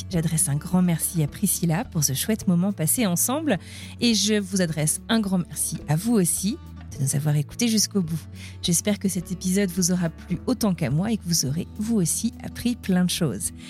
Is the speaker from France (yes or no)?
yes; northern France, France; Moi, je viens